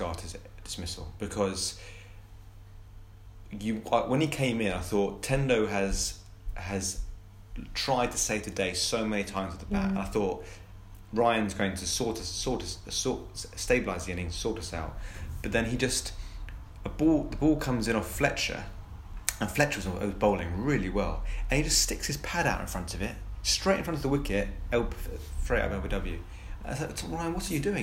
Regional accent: Colchester, East of England, United Kingdom; I grew up in Colchester

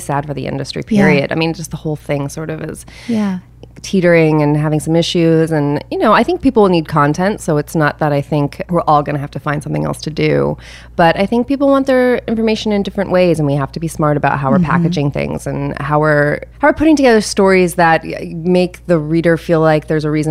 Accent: Kentucky, United States; now in New York City, United States; I grew up in Kentucky

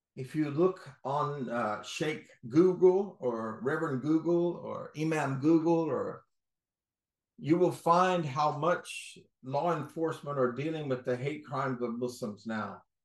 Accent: North Carolina, United States; now in Florida, United States; I'm from North Carolina, seven generation

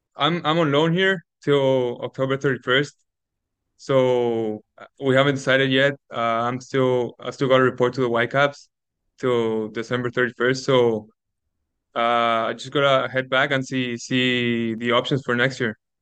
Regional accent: Lima, Peru; now in Canada; growing up in South America

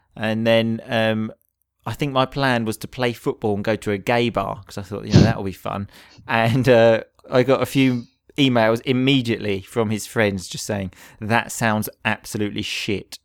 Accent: England, United Kingdom; in England, we either go abroad or we go away for the weekend

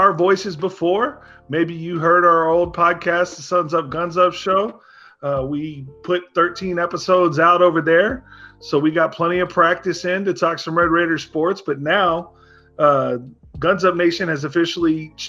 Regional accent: Arlington, Texas, United States; I am 37 years old. I'm from Arlington, Texas. And I went to Texas Tech from 2007 to 2010.

